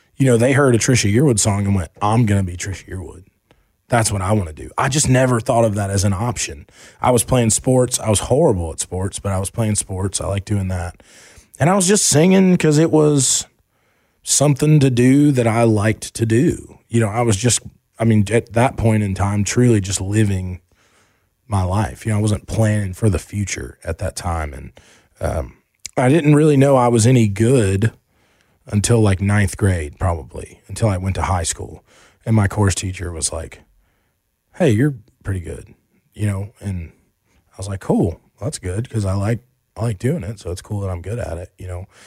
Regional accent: Asheville, North Carolina, United States; also born or lived in Charlotte; we moved from Charlotte to Asheville

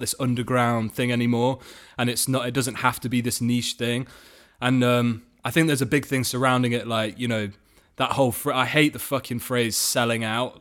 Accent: Nottingham, East Midlands, United Kingdom; in my hometown, um, Nottingham

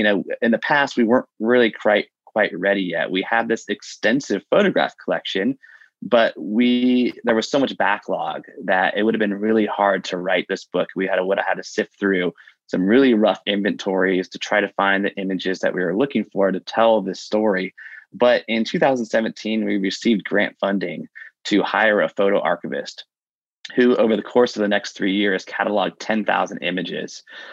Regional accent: Dayton, Ohio, United States; there's this really great program for that at Wright State University, which is in my hometown, Dayton, Ohio.

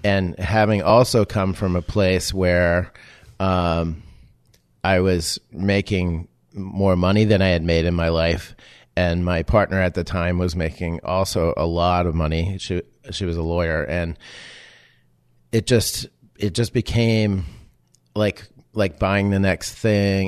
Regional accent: Amesbury, Massachusetts, United States; moved away as an adult; also born or lived in Los Angeles; coming from small town Amesbury, Massachusetts

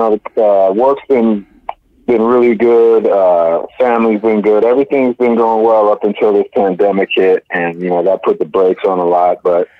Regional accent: California, United States; There's a lot of the film is set in the Bay Area, and I grew up there.

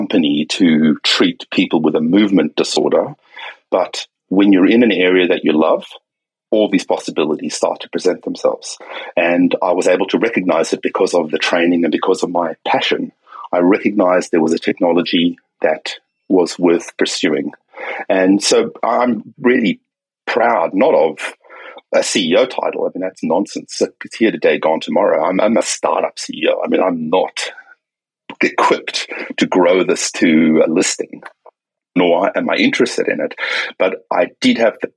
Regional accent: South Africa; now in Sydney, Australia; I grew up in South Africa, okay, during apartheid.

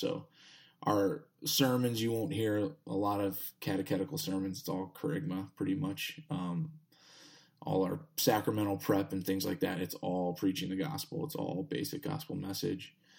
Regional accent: Texas, United States; now in Pittsburgh, United States; I'm, I'm from Texas

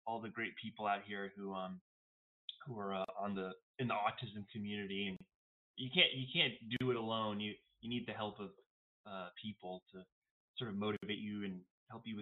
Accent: Boston, Massachusetts, United States; now in Los Angeles, United States; I'm living in LA. Um, I'm from Boston

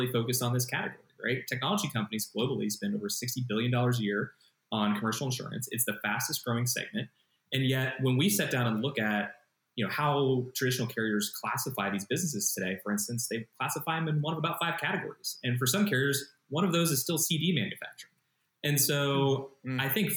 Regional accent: Columbus, Ohio, United States; moved away as an adult; now in California, United States; Transplant okay. from Columbus, Ohio

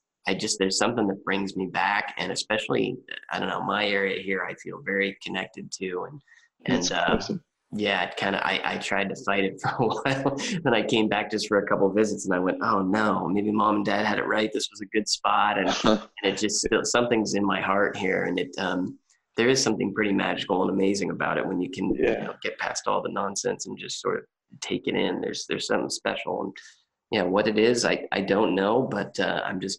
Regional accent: California, United States; moved away as an adult; also born or lived in Portland / Santa Barbara; growing up in California my whole life

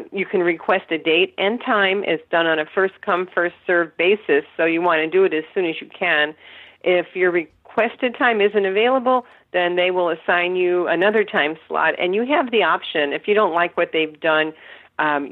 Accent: D.C., Virginia, United States; I am from Virginia area outside of Washington, D.C.

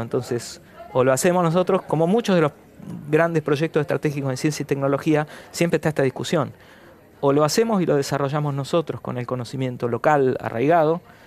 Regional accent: Patagonia, Argentina; Soy patagónico, mis padres son patagónicos, mis abuelos eran patagónicos.

